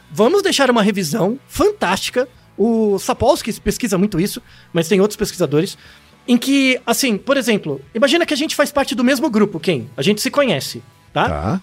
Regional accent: São Paulo, Brazil; eu nasci em São Paulo

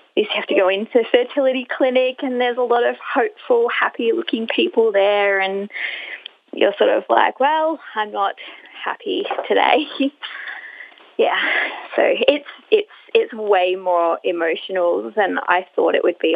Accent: Brisbane, Queensland, Australia; I'm from Brisbane

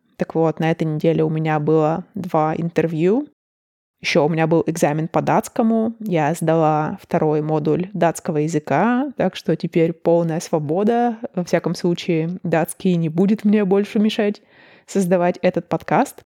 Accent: Russia; moved away as an adult; also born or lived in Chicago, United States; now in Denmark; между Чикаго и Москвой или Чикаго и моим родным городом было 9 или 11 часов разницы во времени

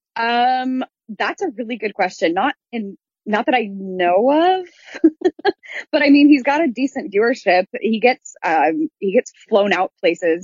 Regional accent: Midwest, United States; moved away; I grew up in the Midwest and show choir is such a huge thing out there

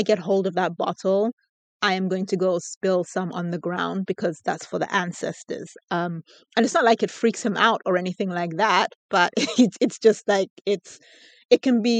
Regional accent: Lesotho; also born or lived in United Kingdom; people I'm Basotho. And then sometimes I would tell people that I'm British. It really depends on who you're speaking to. It's like, if I'm from Lesotho, it's like, oh, okay, great. You're from Lesotho.

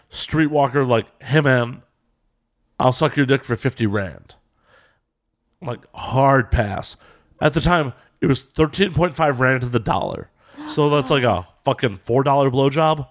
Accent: Chicago, Illinois, United States; accent: Chicago; my shitty Chicago accent.

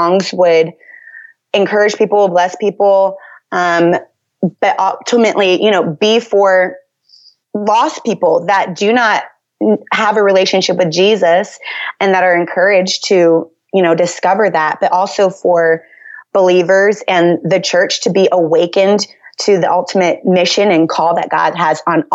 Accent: Northern Virginia, United States; I grew up in the Washington, D.C. area, so Northern Virginia primarily

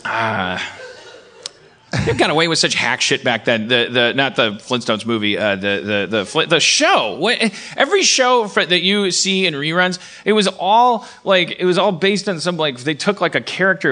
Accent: Milwaukee, Wisconsin, United States; moved away; I was born in Milwaukee

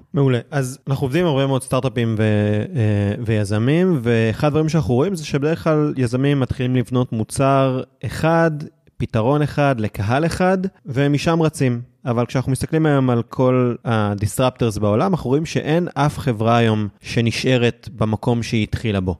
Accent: Israel; הצלחנו בתור ישראלים במדינה שהיא לא מדינת האם שלנו

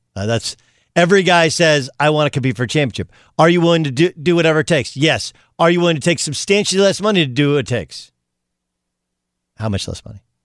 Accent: California, United States; I come from California

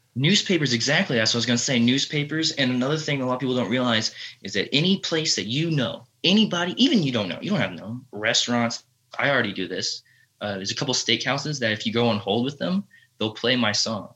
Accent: Texas, United States; I'm from Texas

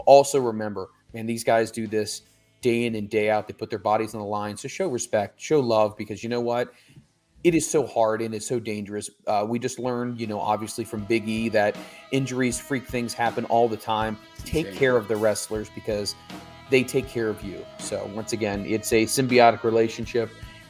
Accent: Philippines; from the Philippines.

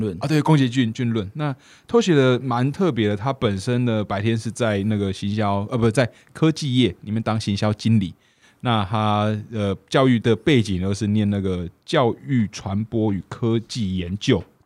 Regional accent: Kaohsiung, Taiwan; 我是高雄人，然后在路

